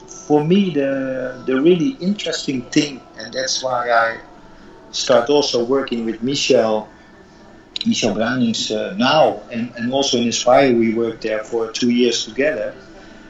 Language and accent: English; Netherlands; moved away as an adult; also born or lived in Qatar; in Holland, where I come from